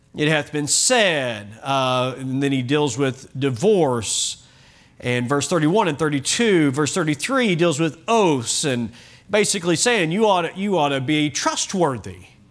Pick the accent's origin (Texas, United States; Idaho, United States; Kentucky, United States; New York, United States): Kentucky, United States; now in Oklahoma, United States; I was born in Kentucky